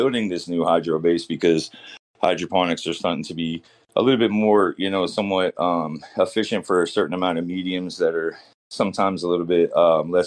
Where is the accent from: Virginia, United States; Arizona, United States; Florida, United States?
Florida, United States; also born or lived in California; now in Maine, United States; I'm from down south. I grew up in Florida.